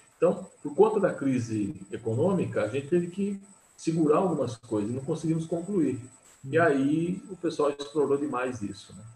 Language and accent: Portuguese; Jundiaí, São Paulo, Brazil; E sou jundiaense, nasci aqui, sempre vivi aqui, nunca mudei daqui